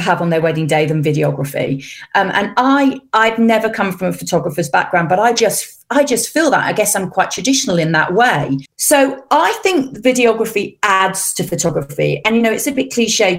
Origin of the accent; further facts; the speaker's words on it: England, United Kingdom; moved away as an adult; now in Switzerland; because I'm English, but also because I'm an English camera person in Switzerland.